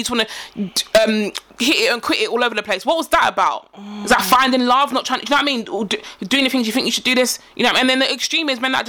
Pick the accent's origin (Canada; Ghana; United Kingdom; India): Ghana; Like, we're Ghanaian, you're Nigerian, we don't like you because you're Nigerian.